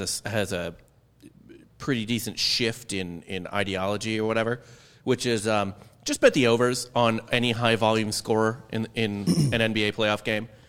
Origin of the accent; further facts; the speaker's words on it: St. Louis, Missouri, United States; I'm from Saint Louis